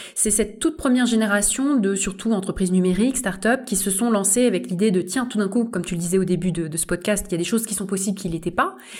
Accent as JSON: {"language": "French", "country": "France", "said": "nous-mêmes, on est un pays d'externalisation de compétences d'ingénierie"}